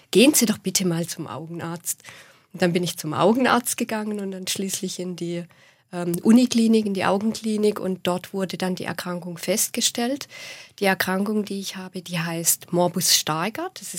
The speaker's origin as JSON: {"language": "German", "region": "Baden-Württemberg", "country": "Germany", "accent": "Swabian", "said": "vor allem zu hören, dass alle meinen Dialekt sprechen."}